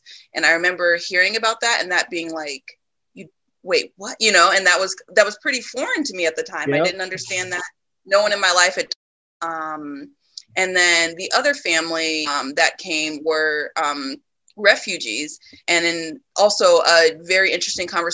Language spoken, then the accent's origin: English; Des Moines, Iowa, United States; also born or lived in Illinois; growing up in Des Moines, I grew up in a what I consider a Black community